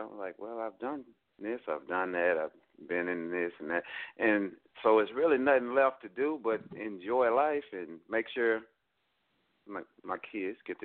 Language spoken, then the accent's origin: English; Fort Worth, Texas, United States; I'm from Fort Worth, Texas